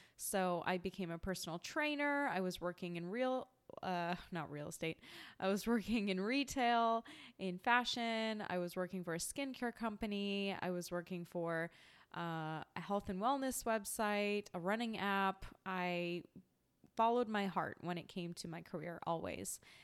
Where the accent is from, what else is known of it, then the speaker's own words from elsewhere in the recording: small town an hour east of Vancouver, British Columbia, Canada; moved away as an adult; also born or lived in Manhattan, New York; now in New York, United States; I grew up in a small town about an hour east of Vancouver, British Columbia. Spent the first thirty years of life in Canada as a Canadian.